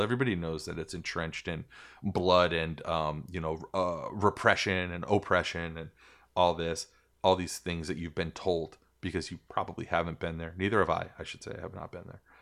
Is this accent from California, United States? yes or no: no; New York, United States; also born or lived in Puerto Rico; I'm from New York, but my family's country of origin, um, has been ravaged by the United States